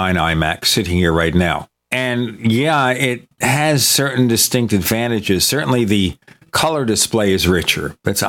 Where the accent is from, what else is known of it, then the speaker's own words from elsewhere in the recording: New York City, New York, United States; I'm from Brooklyn